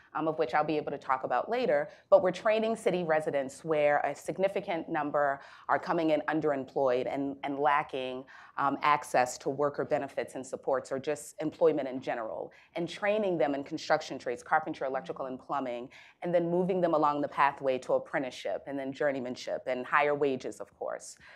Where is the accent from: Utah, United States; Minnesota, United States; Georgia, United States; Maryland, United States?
Maryland, United States; Baltimore; a young African-American female born and raised in Baltimore City